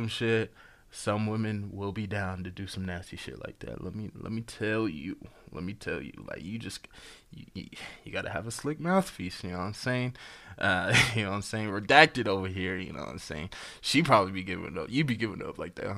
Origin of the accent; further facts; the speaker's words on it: United States; I'm an American